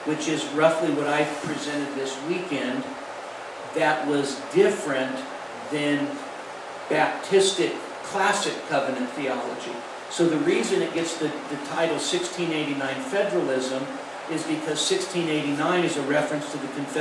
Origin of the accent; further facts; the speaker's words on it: United States; I was born in America